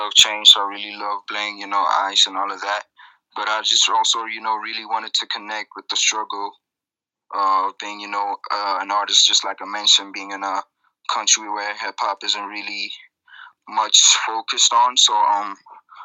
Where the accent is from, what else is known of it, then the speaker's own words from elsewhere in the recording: South Africa; Growing up in South Africa as an artist was, you know, it was quite an experience